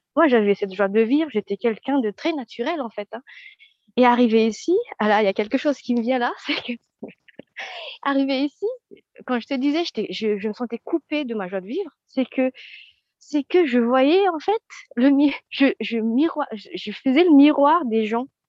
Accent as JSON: {"language": "French", "country": "Madagascar", "moved": "as an adult", "lives_now": "France", "said": "alors je viens de Madagascar"}